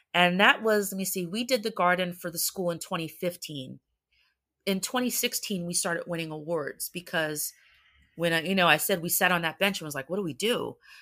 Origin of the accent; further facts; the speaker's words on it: New Jersey, United States; we're from Jersey